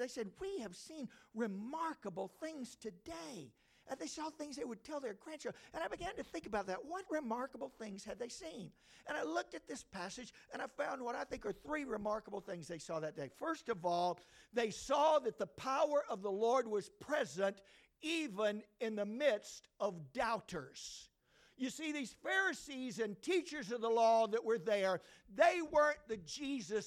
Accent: Georgia, United States; moved away as an adult; also born or lived in Bangkok, Thailand; I grew up in Georgia

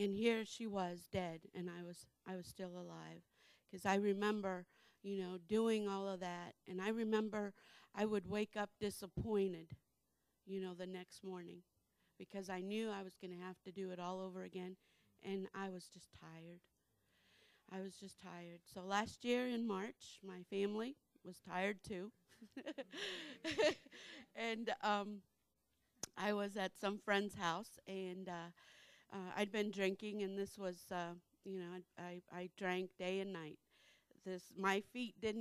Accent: Naples, Florida, United States; moved away; I'm from Naples, Florida.

